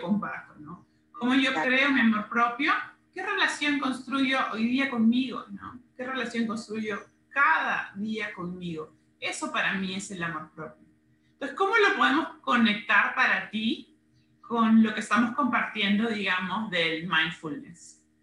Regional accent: Peru; las dos somos de Perú

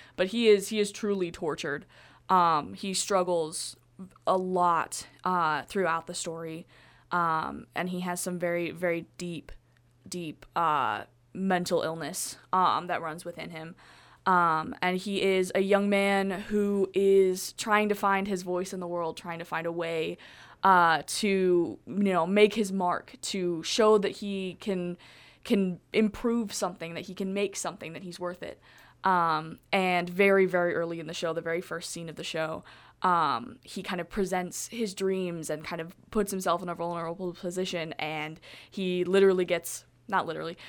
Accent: Colorado, United States; I am from Colorado

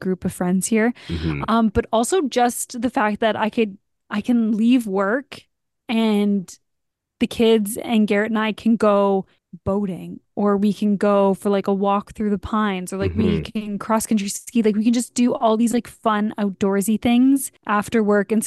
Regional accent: Canada; we're Canadian.

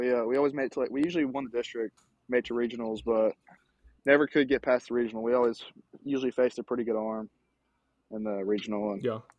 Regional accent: Cookeville, Tennessee, United States; I'm from Cookeville, Tennessee. I went to Cookeville High School. Cookeville High School. It's a small town in Tennessee.

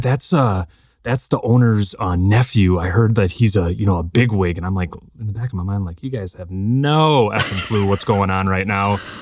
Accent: Appleton, Wisconsin, United States; I grew up in Appleton, about forty-five minutes north or, uh, south of Green Bay

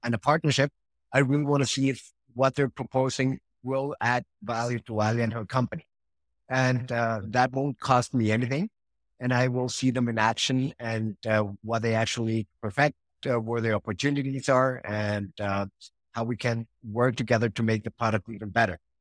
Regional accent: Mexico; also born or lived in Switzerland / Argentina / Madrid; I was born in Switzerland, but, uh, pretty much been living all my life in Mexico, except some, uh, four years in Argentina

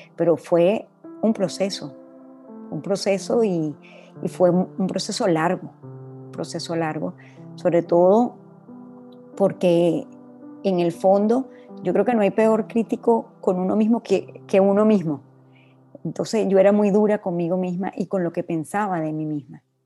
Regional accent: Venezuela; moved away as an adult; now in Dominican Republic; me tocó salir de Venezuela hace 20 años

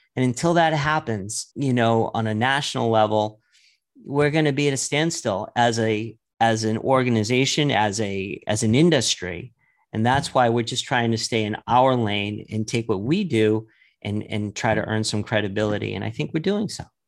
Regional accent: New York, United States; I started growing up in New York

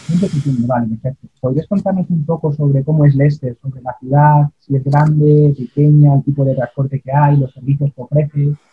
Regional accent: Spain; nuestro país, España, los españoles, al menos los universitarios

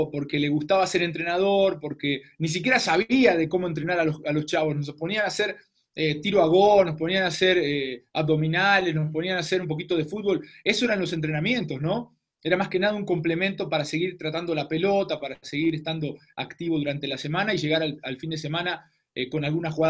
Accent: Argentina; now in Mexico

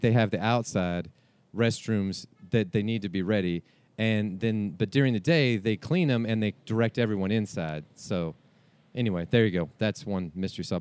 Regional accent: Houston, Texas, United States; I'm, I'm from Houston, Houstonian

